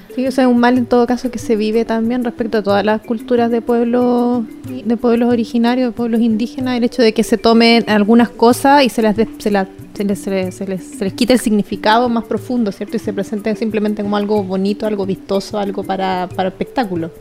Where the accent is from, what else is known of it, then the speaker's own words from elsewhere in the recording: Calama, Antofagasta, Chile; yo soy calameña, soy mapuche, pero nací en Calama